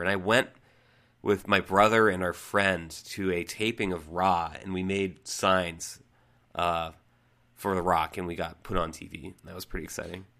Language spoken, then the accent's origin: English; New England, United States; growing up in New England